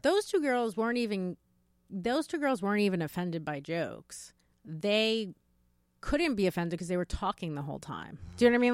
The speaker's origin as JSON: {"language": "English", "region": "New York", "country": "United States", "tie": "born or raised there", "said": "as a New Yorker, I've lived in New York my whole life"}